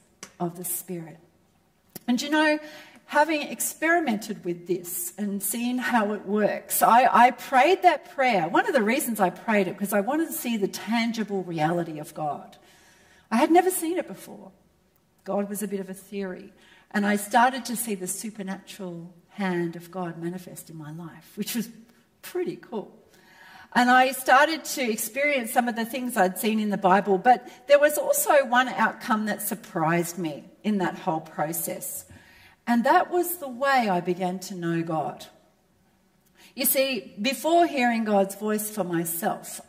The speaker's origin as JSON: {"language": "English", "town": "Melbourne", "region": "Victoria", "country": "Australia", "tie": "born or raised there", "said": "I was raised in Melbourne, where the home of real football"}